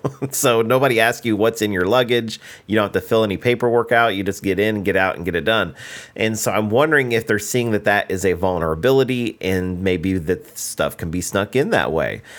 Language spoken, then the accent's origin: English; United States; I'm from the United States